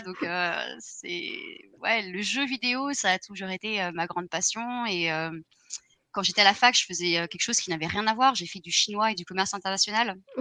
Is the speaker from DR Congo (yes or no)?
no; France; now in Ireland; je suis française aussi